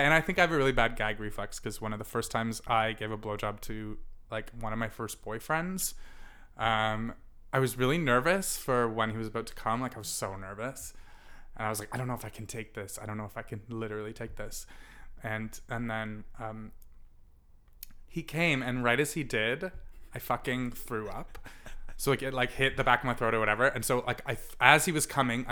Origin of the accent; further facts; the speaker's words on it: Toronto, Ontario, Canada; also born or lived in South Korea; I was from Toronto